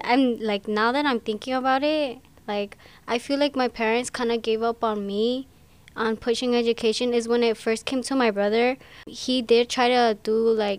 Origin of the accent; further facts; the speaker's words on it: Arandas, Jalisco, Mexico; now in Ann Arbor, United States; My parents, well, not just my parents, but all of us, we're all from Arandas, Jalisco